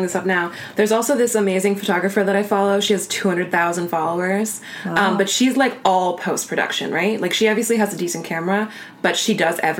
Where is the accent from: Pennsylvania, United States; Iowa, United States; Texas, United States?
Iowa, United States; I had a little small class in my hometown in Iowa about how to grow your Instagram following.